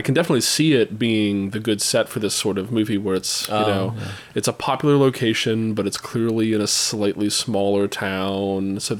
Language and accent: English; East Coast, United States; I grew up on the East Coast